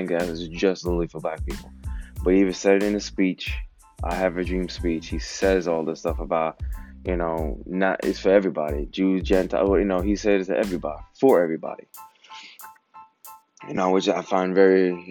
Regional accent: United States

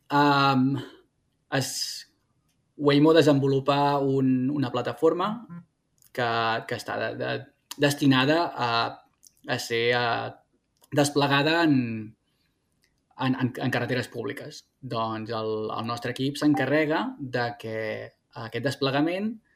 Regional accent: Terrassa, Catalonia, Spain; moved away as an adult; now in California, United States; jo sóc de Terrassa

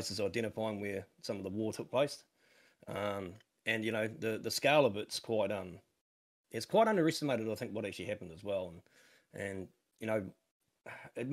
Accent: New Zealand; now in Australia; I'm born in New Zealand. Only family member to be born in New Zealand.

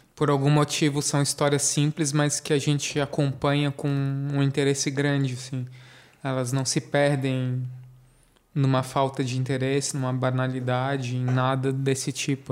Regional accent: Brazil; a gente é brasileiro

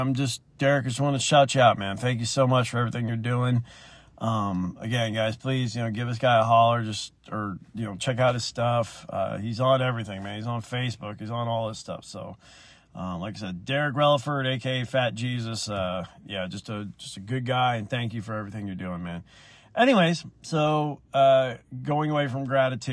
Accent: Alabama, United States; I'm from the South. I'm from Alabama

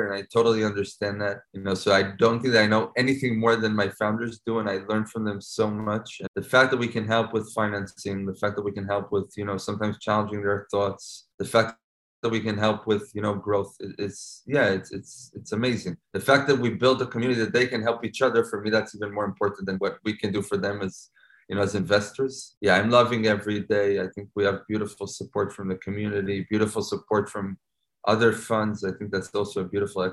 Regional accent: Tel Aviv, Tel Aviv District, Israel; I grew up and living in Israel, Tel Aviv.

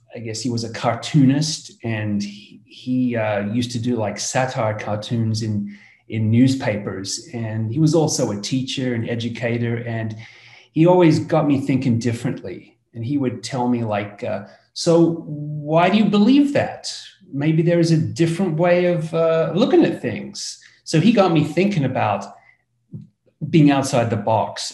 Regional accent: Australia; as you can hear from my accent, I come from Australia, down under

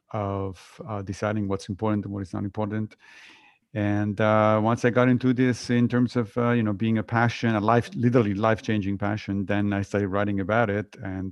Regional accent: Italy; So I grew up within a religion. I grew up Catholic in Italy, but I left the religion when I was in high school because lots of things didn't make any sense.

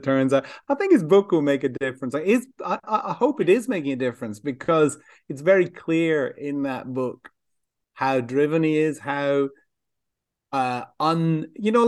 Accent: Ireland; all of us growing up in Ireland

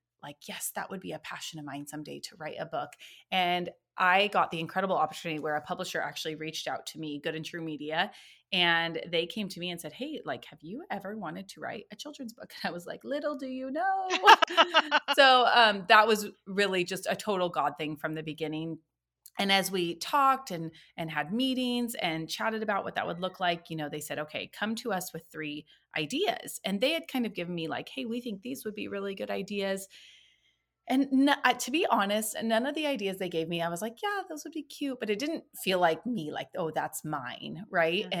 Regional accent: Oregon, United States; now in Washington, United States; I was born and raised in Oregon.

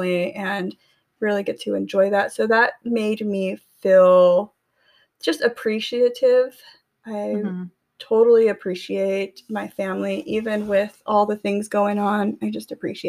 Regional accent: Tulare, California, United States; moved away; I went back to my hometown, Tulare, California

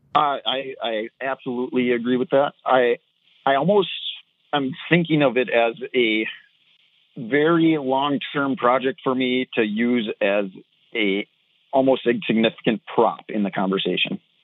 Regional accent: Minnesota, United States; accent: thick Minnesota; I'm told by other Minnesotans that I have a very thick accent

